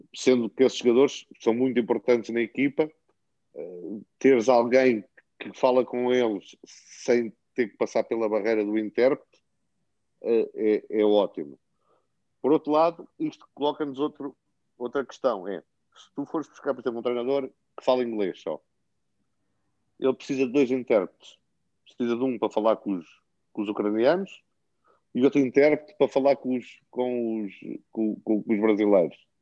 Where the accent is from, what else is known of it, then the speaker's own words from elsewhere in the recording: Portugal; moved away as an adult; now in Ukraine; eu sou português